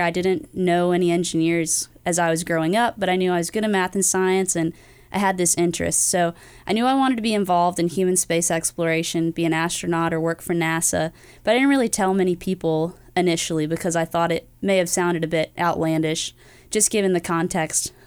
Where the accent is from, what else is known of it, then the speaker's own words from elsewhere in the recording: Greenville, North Carolina, United States; moved away; I'm from Greenville, North Carolina originally